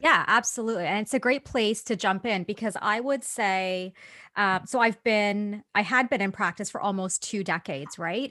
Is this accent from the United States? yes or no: no; Toronto, Ontario, Canada; I'm Canadian. So, I pretty much grew up in Toronto.